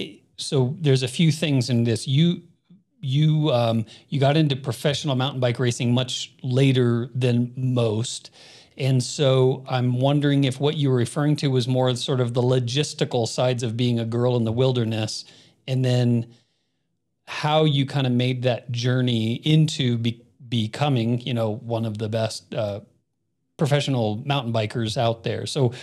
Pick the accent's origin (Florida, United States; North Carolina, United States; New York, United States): Florida, United States; Miami; also born or lived in Phoenix; but I grew up in Miami and then Phoenix, and so I'm much more of a city boy and stuff.